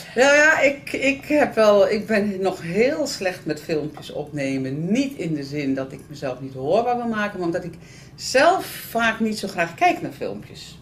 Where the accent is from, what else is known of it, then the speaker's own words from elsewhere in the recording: the North, northern Netherlands, Netherlands; ik kom uit Noorden.